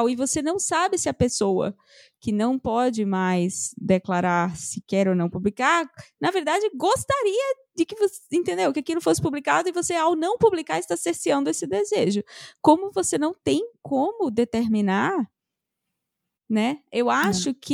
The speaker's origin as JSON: {"language": "Portuguese", "town": "Recife", "region": "Pernambuco", "country": "Brazil", "said": "eu sou uma recifense muito fuleira, porque o meu sotaque é completamente misturado hoje em dia."}